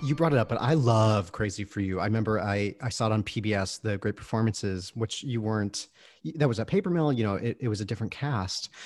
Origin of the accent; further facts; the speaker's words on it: Michigan, United States; I'm from Michigan, we're both Midwestern, Midwesterners